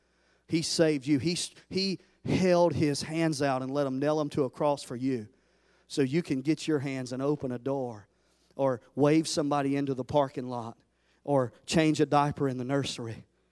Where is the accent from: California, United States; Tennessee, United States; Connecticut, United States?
Tennessee, United States; I always said, I'm from Tennessee. I've always said Memphis, best barbecue, till I came right here in North Carolina.